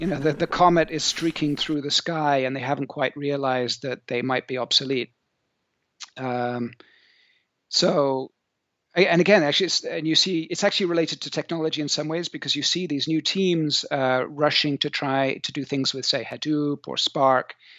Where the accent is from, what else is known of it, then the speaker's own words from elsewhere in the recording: South Coast of England, United Kingdom; moved away as an adult; also born or lived in Bristol / New Zealand / Silicon Valley; now in France; I'm English. I'm from the, uh, tropical part of the U K, down there on the sunny South Coast. Um, I grew up near the beach